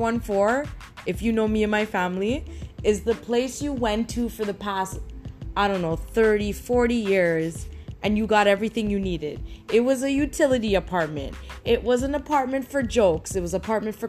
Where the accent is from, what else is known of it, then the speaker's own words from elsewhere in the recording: Toronto, Ontario, Canada; I grew up in Toronto